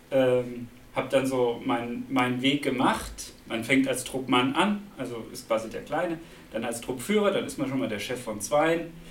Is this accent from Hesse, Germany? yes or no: yes; Braunfels, Hesse, Germany; now in Rastatt, Germany; Also, ähm, ich komme ja eigentlich aus Mittelhessen, aus der Nähe von Gießen, aus Braunfels.